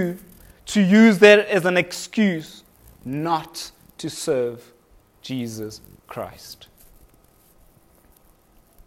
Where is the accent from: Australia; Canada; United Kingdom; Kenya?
Kenya; now in South Africa; I was born in Kenya